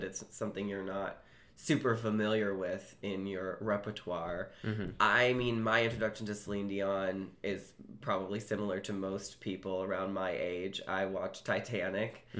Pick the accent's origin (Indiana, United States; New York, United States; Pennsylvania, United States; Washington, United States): Washington, United States; Seattle; also born or lived in Chicago; I grew up in Seattle.